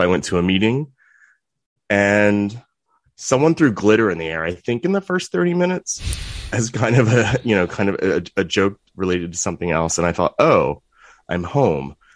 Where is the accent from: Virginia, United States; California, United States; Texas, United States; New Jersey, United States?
Virginia, United States; Virginia Beach; I grew up in Virginia Beach.